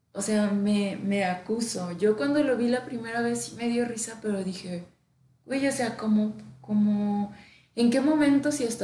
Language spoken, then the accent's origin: Spanish; Mexico; Estamos tan acostumbrados al humor negro como mexicanos